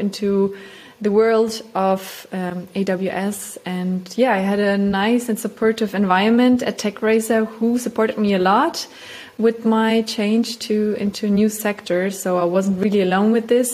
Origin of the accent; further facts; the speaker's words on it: Germany; moved away as an adult; now in Vienna, Austria; I come from Germany. I live now in Vienna